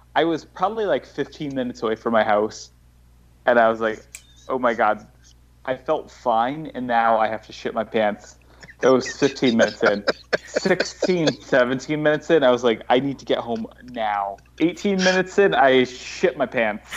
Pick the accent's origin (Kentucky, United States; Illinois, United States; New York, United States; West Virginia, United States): New York, United States; also born or lived in Los Angeles; I'm from New York. I moved to Los Angeles for a year